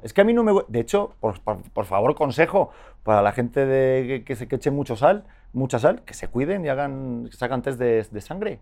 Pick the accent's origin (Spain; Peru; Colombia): Spain; accent: muy español; now in Mexico; tengo el acento muy español.